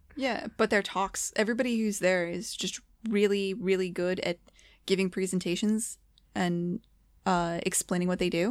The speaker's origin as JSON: {"language": "English", "country": "United States", "said": "As an American"}